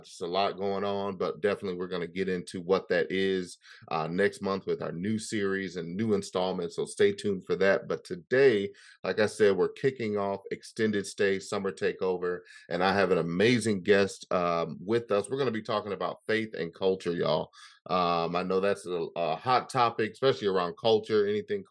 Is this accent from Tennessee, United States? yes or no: no; Chicago, Illinois, United States; I'm from Chicago